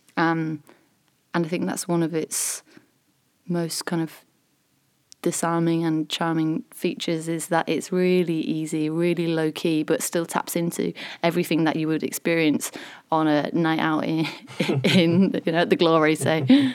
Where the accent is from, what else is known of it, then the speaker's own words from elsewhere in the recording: Selby, Yorkshire and the Humber, United Kingdom; I actually live in between York and Selby